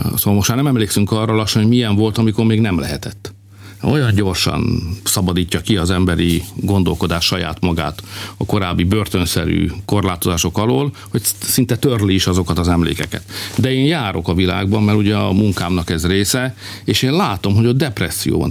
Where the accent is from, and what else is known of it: Hungary